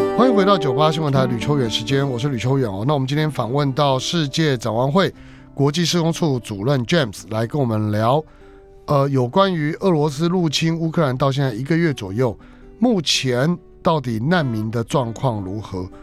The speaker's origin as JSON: {"language": "Chinese", "country": "Taiwan", "said": "我们台湾人"}